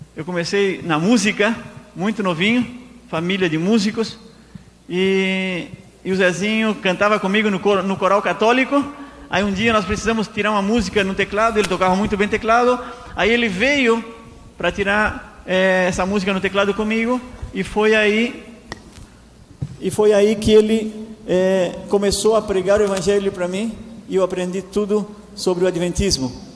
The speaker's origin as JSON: {"language": "Portuguese", "town": "Tubarão", "region": "Santa Catarina", "country": "Brazil", "also_born_or_lived": "Laguna", "moved": "as an adult", "lives_now": "Argentina", "said": "Eu sou brasileiro, do estado de Santa Catarina, da cidade de Tubarão"}